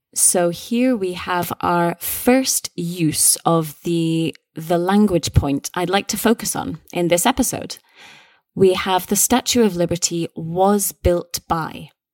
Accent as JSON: {"language": "English", "region": "Scotland", "country": "United Kingdom", "said": "we're both British, we're both Scottish"}